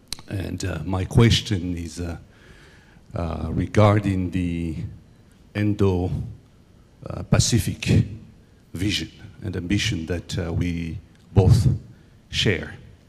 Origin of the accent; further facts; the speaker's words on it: Madagascar; I'm from Madagascar, West Indian Ocean island, next to Mauritius, Seychelles, Comoros.